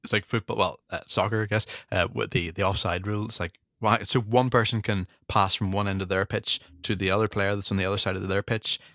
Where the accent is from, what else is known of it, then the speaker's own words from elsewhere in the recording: Northern Ireland, United Kingdom; I'm from from Northern Ireland